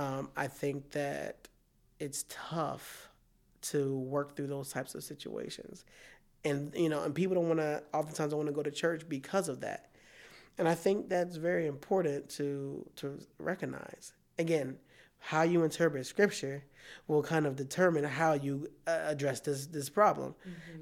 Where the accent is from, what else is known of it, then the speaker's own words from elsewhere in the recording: Philadelphia, Pennsylvania, United States; now in Iowa, United States; I'm from Philadelphia